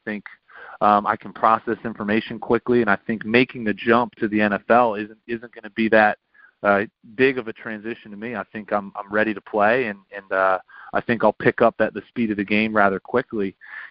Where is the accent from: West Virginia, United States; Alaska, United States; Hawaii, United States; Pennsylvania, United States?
Pennsylvania, United States; Exton; And then Matt Ryan's actually from my hometown in Exton, Pennsylvania.